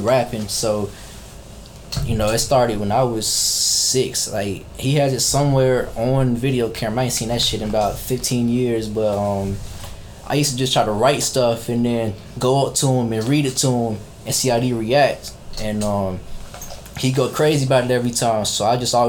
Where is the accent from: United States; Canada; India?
United States; Columbus, Georgia; I'm from Columbus, Georgia. Born and raised